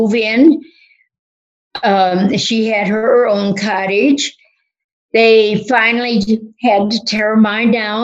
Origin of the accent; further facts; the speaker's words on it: Berwyn, Illinois, United States; moved away as an adult; also born or lived in South Shore, Chicago / Wayne, Illinois; I was born and raised in Berwyn